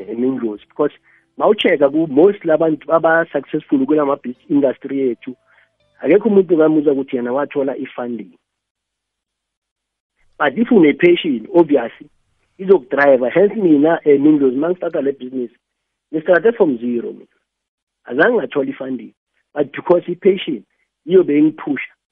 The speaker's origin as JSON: {"language": "Zulu", "town": "Dennilton", "region": "Limpopo", "country": "South Africa", "said": "ngiya ngasedanalton ngaselimpopo le edanalton"}